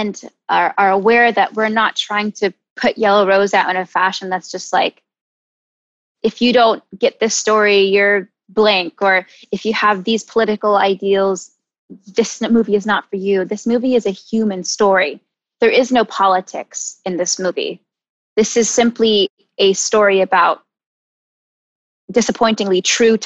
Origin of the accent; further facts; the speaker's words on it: Charlotte, North Carolina, United States; also born or lived in San Diego, California; I moved to Charlotte, North Carolina.